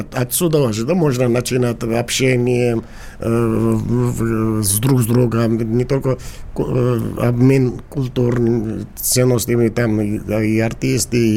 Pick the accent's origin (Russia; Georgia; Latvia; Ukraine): Georgia; Russian is a second language; я грузин и абхазы друг друга